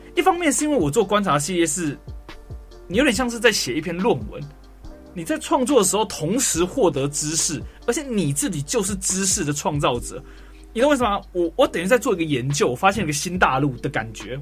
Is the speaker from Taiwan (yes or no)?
yes; Taiwan; 跟我们台湾的歌手